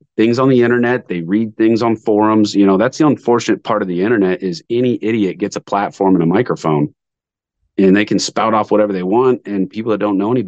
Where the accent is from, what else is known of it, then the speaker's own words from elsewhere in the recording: Montana, United States; moved away; I hadn't lived here very long. I'm from Montana.